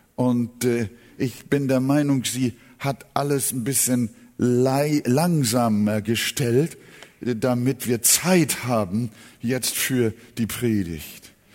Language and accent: German; Germany; hier bei uns in Deutschland